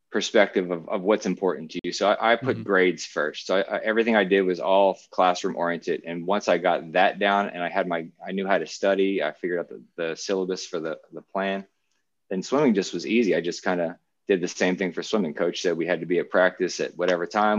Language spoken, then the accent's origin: English; New Jersey, United States; moved away as an adult; also born or lived in Miami / Auburn; my home state college, Rutgers